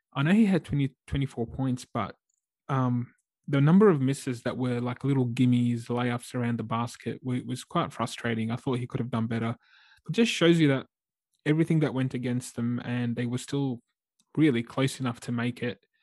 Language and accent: English; Australia; as an Aussie fan